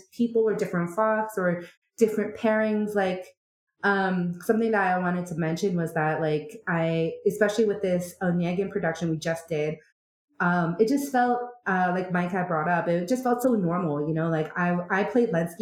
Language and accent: English; Canada; I am Korean Canadian